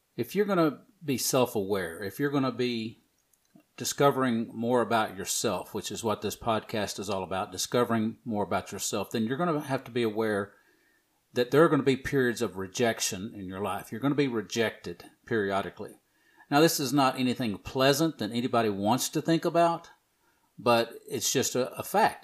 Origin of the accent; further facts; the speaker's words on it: the South, United States; I'm from the South